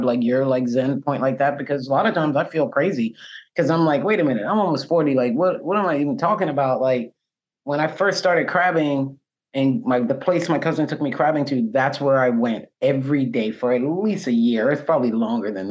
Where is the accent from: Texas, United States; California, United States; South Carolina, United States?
South Carolina, United States; Charleston; I'm born and raised from here